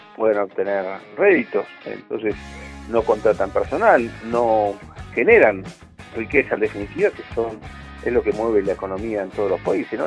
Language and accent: Spanish; Neuquén, Argentina; los que somos de Neuquén